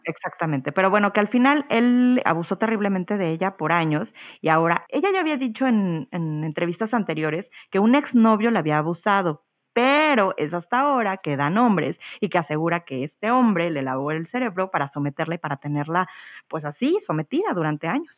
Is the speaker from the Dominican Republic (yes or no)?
no; Mexico; soy mexicana y yo crecí viendo telenovelas